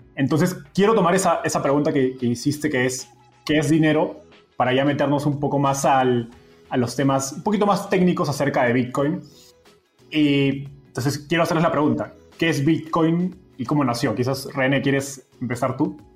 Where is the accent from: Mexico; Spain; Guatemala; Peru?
Peru; yo soy peruano